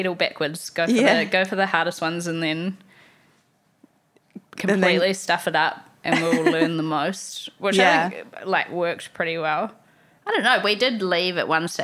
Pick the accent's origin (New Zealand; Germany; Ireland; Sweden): New Zealand; I grew up in New Zealand